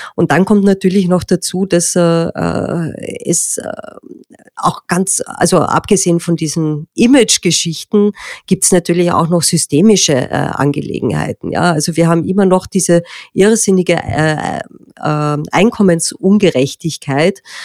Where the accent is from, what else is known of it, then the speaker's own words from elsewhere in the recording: Austria; bei uns in Österreich, wo wir eine sehr stark landwirtschaftlich geprägte Gesellschaft haben